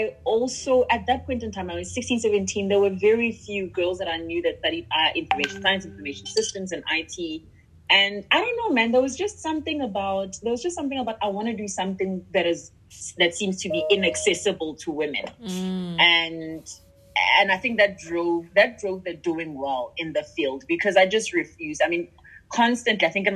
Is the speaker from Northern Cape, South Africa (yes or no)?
no; Pretoria, Gauteng, South Africa; growing up in Pretoria